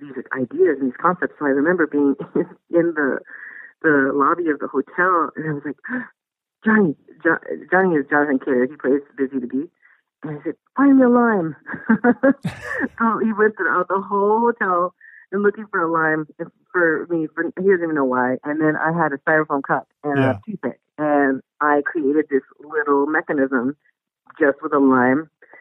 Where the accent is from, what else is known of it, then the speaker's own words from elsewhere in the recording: Brownsville, Texas, United States; growing up in Brownsville, Texas, which is like the southernmost tip of Texas